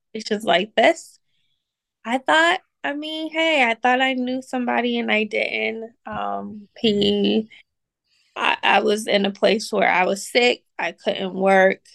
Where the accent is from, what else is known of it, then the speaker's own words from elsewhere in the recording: Boston, Massachusetts, United States; moved away; also born or lived in Atlanta; I moved from Atlanta to Boston, where I'm originally from